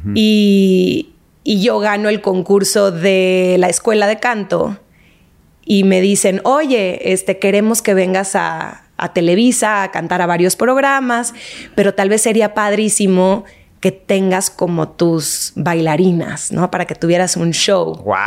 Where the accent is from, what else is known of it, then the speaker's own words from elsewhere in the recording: Monterrey, Nuevo León, Mexico; moved away; also born or lived in Argentina; Soy regia, nací en Monterrey, toda mi familia está allá, menos mi hermano.